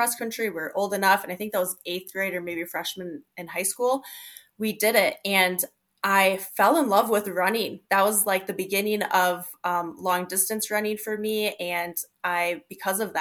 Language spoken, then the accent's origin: English; South Dakota, United States; I currently live in Sioux Falls, South Dakota. And I've been in the Midwest, South Dakota my whole life, but it's a great community to grow up in.